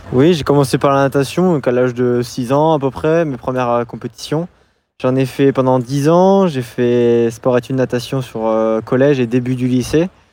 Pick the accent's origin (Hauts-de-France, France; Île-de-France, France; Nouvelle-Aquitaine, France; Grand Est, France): Nouvelle-Aquitaine, France; Angoulême; je suis originaire de base d'Angoulême, de, Charente